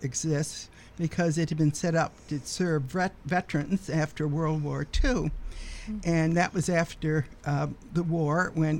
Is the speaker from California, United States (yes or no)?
no; Utica, New York, United States; moved away as an adult; also born or lived in Cambridge, Massachusetts / Somerville, Massachusetts; now in Belmont, United States; I grew up in Utica, New York, and actually I did some radio similar to this when I was in high school. And I went to college in Utica at the community college